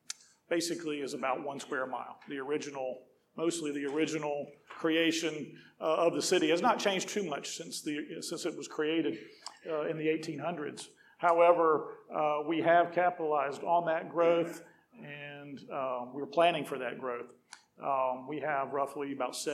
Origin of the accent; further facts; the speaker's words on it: Greenville, South Carolina, United States; I grew up in Greenville area